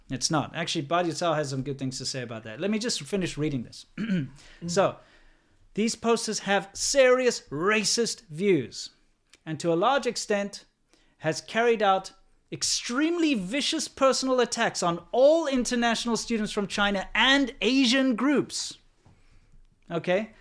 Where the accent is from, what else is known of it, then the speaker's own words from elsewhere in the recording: South Africa; moved away; being a South African, racism is kind of part of my identity